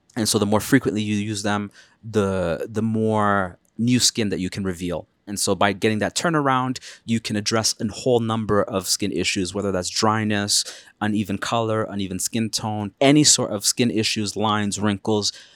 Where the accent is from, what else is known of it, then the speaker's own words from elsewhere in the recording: Canada; as a Canadian person